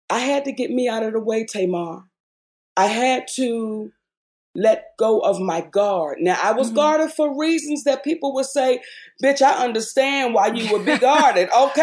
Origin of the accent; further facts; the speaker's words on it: Baltimore, Maryland, United States; moved away as an adult; I was this girl from Baltimore